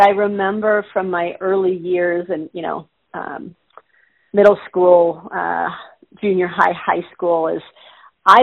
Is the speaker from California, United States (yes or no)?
yes; Southern California, United States; I grew up in Southern California.